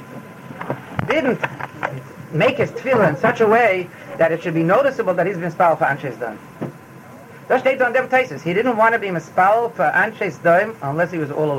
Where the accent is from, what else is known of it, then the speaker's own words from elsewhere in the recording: United States; I'm an American